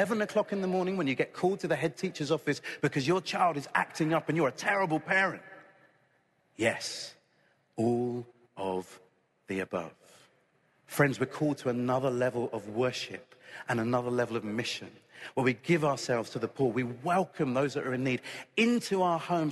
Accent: United Kingdom; I'm British

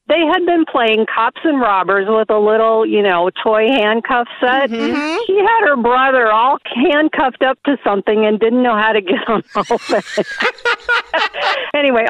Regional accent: Missouri, United States; I'm from Missouri

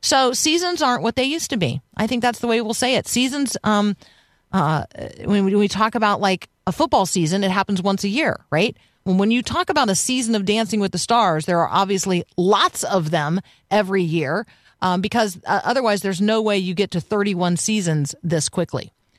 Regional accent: Tampa, Florida, United States; So I grew up in Tampa, and our county fair, the Hillsborough County Fair, was also the Strawberry Festival.

